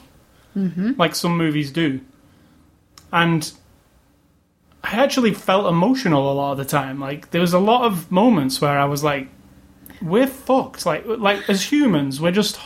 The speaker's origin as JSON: {"language": "English", "region": "England", "country": "United Kingdom", "said": "I am English"}